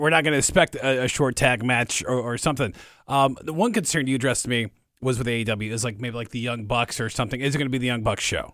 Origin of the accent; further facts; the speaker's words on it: near Detroit, Michigan, United States; I grew up near Detroit